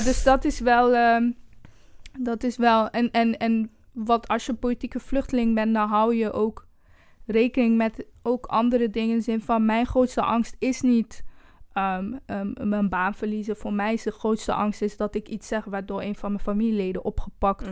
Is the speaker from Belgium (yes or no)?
yes; Brussels, Brussels-Capital Region, Belgium; moved away; also born or lived in Rwanda; omdat ik zeg maar een groot deel van mijn jeugd ook heb doorgebracht in Brussel.